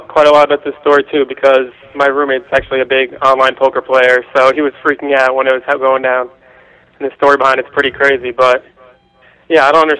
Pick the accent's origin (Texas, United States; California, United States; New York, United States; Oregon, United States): New York, United States; Long Island; I'm from Long Island